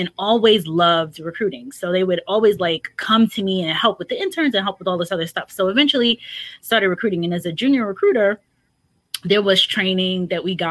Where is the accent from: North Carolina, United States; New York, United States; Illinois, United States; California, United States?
New York, United States; moved away; I'm from New York